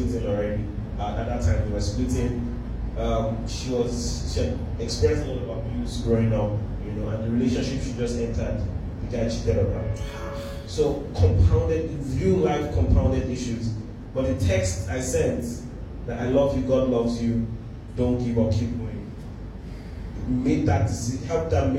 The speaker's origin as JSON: {"language": "English", "country": "Nigeria", "said": "being Nigerian"}